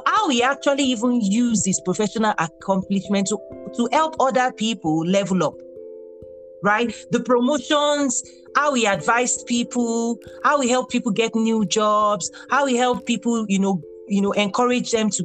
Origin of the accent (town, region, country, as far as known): Nigeria; moved away as an adult; also born or lived in Abeokuta, Nigeria; now in United States